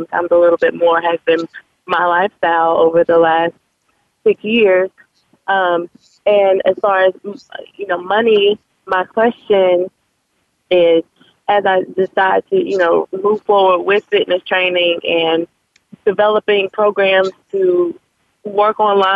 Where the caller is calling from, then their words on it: Raleigh, North Carolina, United States; I'm calling from Raleigh, North Carolina